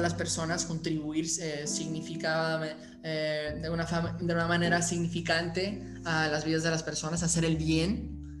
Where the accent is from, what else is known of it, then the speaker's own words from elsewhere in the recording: Aspen, Colorado, United States; Yo originalmente nací en Aspen, Colorado